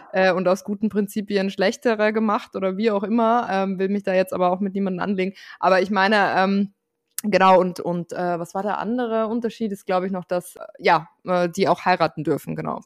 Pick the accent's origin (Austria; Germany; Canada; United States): Austria; Ich bin Österreicherin